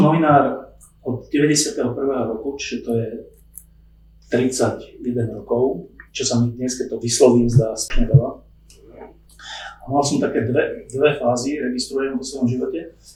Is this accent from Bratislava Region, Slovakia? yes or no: yes; Bratislava, Bratislava Region, Slovakia; tu som sa narodil, ja som z Bratislavy